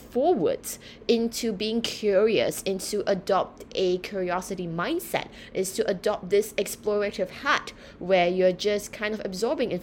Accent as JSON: {"language": "English", "country": "Singapore", "tie": "born or raised there", "also_born_or_lived": "United Kingdom", "moved": "as an adult", "said": "I was born and raised in Singapore."}